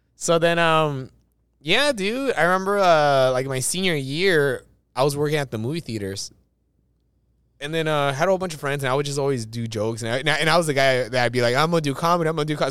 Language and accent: English; Los Angeles, California, United States; I was born in East